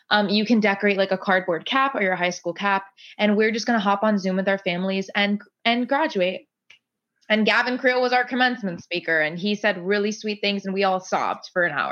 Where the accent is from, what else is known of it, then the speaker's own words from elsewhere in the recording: Gainesville, Florida, United States; Yes, I am from Gainesville, Florida.